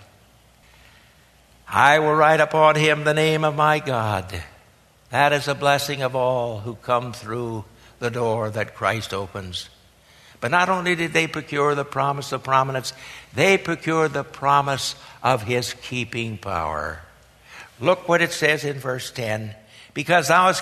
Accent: Harlan, Iowa, United States; moved away; my native state, the hill country of southwestern Iowa

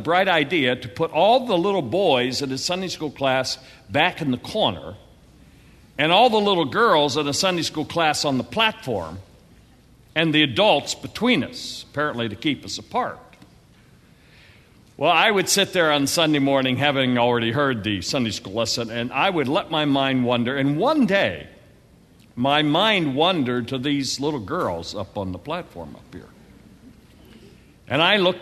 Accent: Western Pennsylvania, United States; I grew up in Western Pennsylvania, and my father pastored two small churches.

